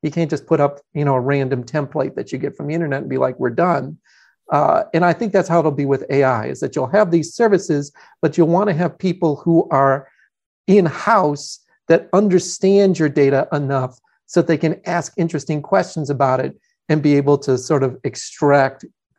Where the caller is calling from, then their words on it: Atlanta, Georgia, United States; I'm in Atlanta, Georgia.